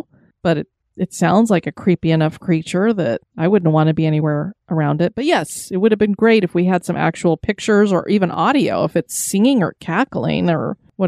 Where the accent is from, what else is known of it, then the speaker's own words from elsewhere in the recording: Wisconsin, United States; And seriously, you got to check out Summit Avenue in St. Paul. My hometown is about 30 minutes east of there.